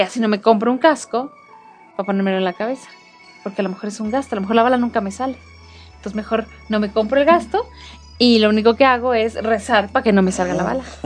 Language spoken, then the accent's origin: Spanish; Mexico; como buenos este, mexicanos